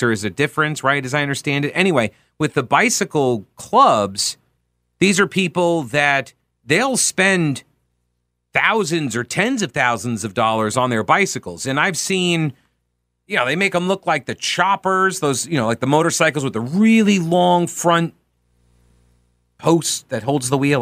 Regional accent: Long Island, New York, United States; now in Charlotte, United States; I'm from Long Island.

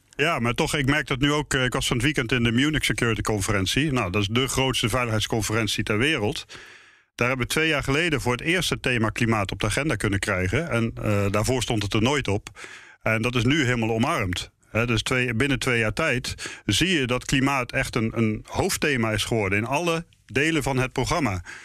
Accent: Netherlands; omdat ik uit Nederland kwam

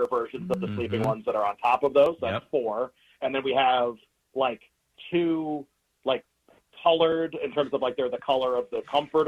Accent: Massachusetts, United States; I grew up in Massachusetts.

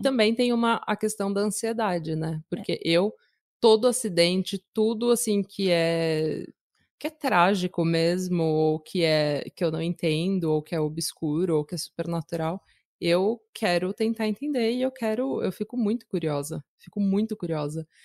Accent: Brazil; moved away as an adult; now in Norway; eu sou brasileira, mas moro na Noruega há 10 anos.

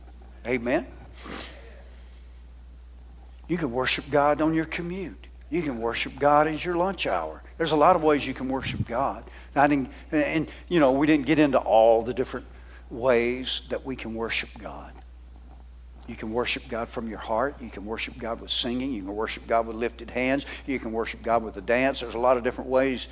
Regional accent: the South, United States; I'm a Southerner

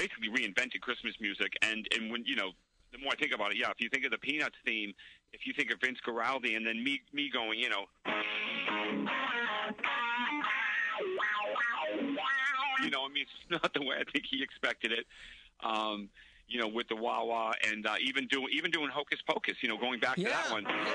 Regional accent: Lowell, Massachusetts, United States; I grew up in Lowell, Massachusetts.

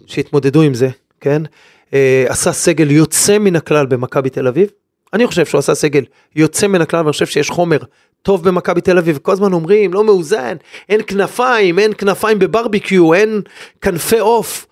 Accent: Israel; כאן גדלתי

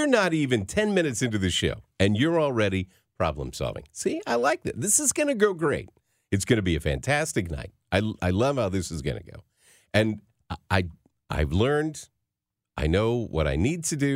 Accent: Arkansas, United States; I am from Arkansas

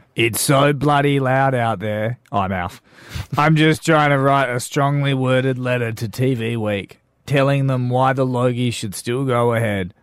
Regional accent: Darwin, Northern Territory, Australia; also born or lived in Perth, Western Australia; now in South Australia, Australia; I grew up in Darwin from Perth

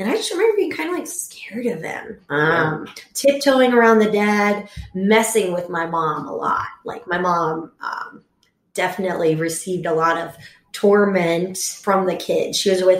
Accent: Houston, Texas, United States; now in Chicago, United States; I grew up in Houston, Texas.

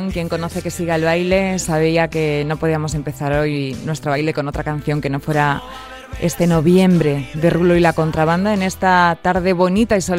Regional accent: Reinosa, Cantabria, Spain; Soy un chico de Reynosa, Cantabria, que soñaba con cantar y vaya que sí.

